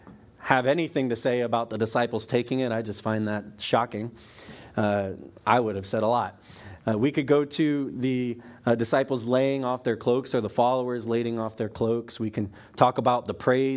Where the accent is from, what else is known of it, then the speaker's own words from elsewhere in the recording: Florida, United States; I'm from Florida